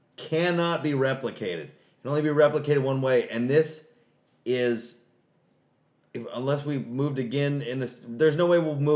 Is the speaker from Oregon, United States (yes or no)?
yes; Oregon, United States; We're from Oregon. We're moving to a place that's sunny